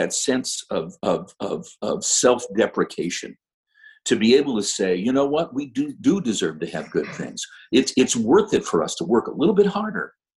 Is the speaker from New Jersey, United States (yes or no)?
no; Toledo, Ohio, United States; now in Fresno, United States; I come from Toledo, Ohio